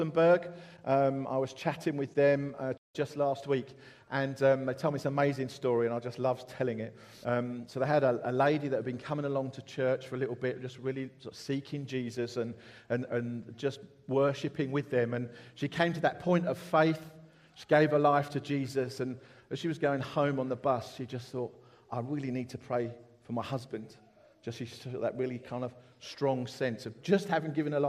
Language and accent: English; Essex, East of England, United Kingdom; also born or lived in London; now in Horsham, United Kingdom; I was brought up in Essex